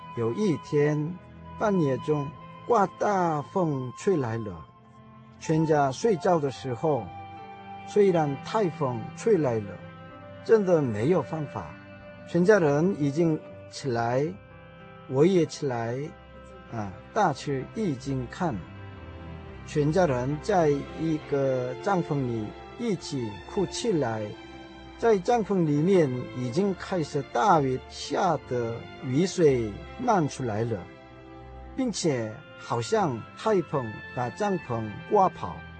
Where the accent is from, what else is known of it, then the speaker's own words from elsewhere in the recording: South Korea; Chinese is a second language; moved away as an adult; now in Taiwan; 我是从韩国来的